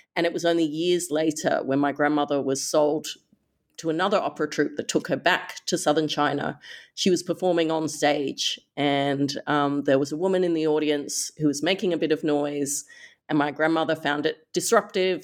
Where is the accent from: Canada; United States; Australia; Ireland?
Australia; Perth, Western Australia; as an Australian growing up, you know, in Perth, Western Australia